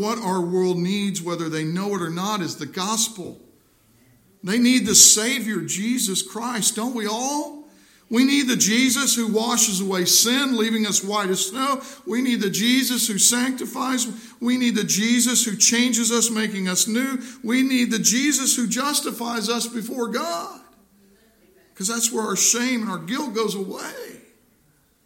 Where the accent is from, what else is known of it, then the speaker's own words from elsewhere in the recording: Missouri, United States; my home state of Missouri